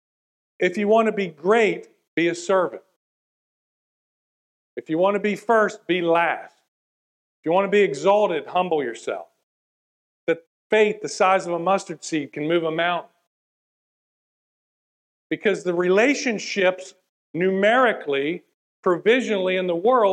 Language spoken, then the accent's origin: English; West Virginia, United States; I'm from West Virginia.